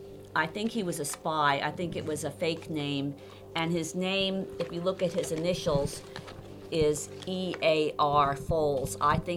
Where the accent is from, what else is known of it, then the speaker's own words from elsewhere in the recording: Manhattan, New York, United States; I was growing up when everybody didn't have the need for air conditioning, and people would be gathered around game tables that were set up on the street